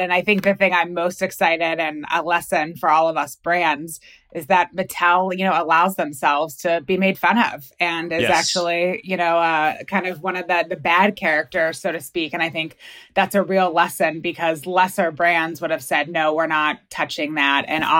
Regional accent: Pittsburgh, Pennsylvania, United States; growing up in Pittsburgh on the Three Rivers, crew is a big sport here.

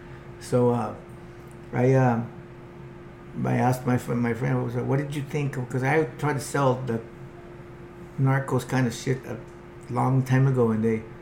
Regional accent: Huntington Beach, California, United States; now in Mexico; I'm from Huntington.

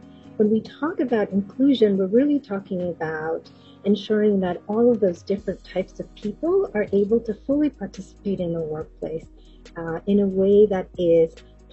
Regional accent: Puerto Rico; I grew up in Puerto Rico, even though my family's from the Dominican Republic

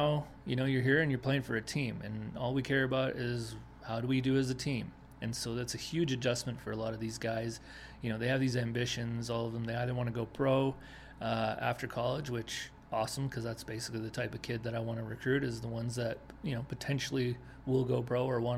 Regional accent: Denmark; moved away; also born or lived in Winnipeg, Canada / South Carolina; I was born and raised in Denmark

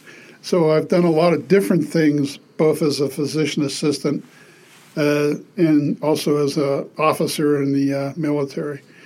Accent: Pittsburgh, Pennsylvania, United States; I grew up in Pittsburgh, Pennsylvania.

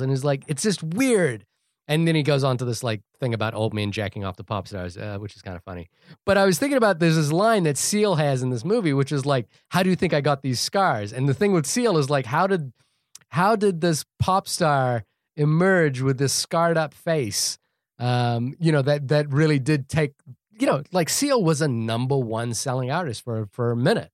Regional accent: New Zealand; living and growing up in New Zealand

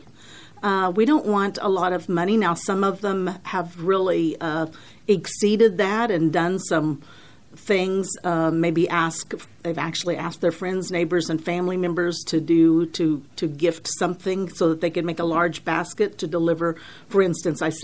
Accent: Bolivar, Missouri, United States; I was born and raised in Bolivar

